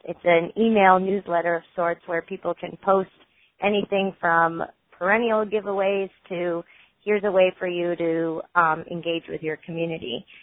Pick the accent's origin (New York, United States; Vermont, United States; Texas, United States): Vermont, United States; Essex; born and raised in Essex, Vermont